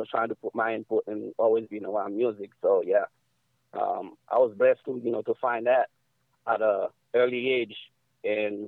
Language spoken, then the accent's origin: English; New York City, New York, United States; also born or lived in Haiti; I grew up in New York, so I was out there since I was 5 years old